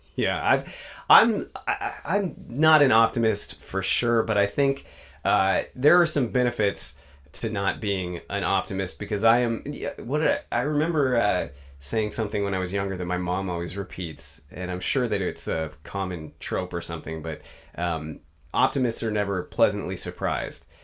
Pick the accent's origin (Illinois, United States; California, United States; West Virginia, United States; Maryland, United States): California, United States; Bay Area; also born or lived in East Bay / San Francisco; I grew up in the Bay Area